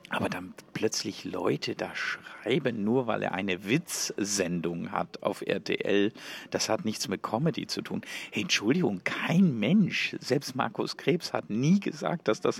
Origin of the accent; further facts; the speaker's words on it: Switzerland; Erstens bin ich aus der Schweiz, er in Deutschland.